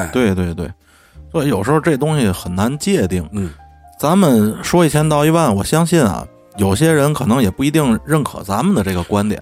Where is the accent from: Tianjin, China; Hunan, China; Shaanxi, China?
Tianjin, China; 咱天津人